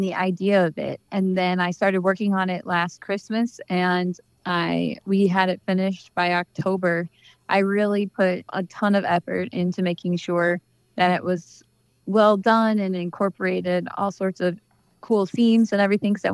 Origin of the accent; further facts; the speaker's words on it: Washington, Missouri, United States; I grew up in Washington, Missouri, and I live there now and with my kids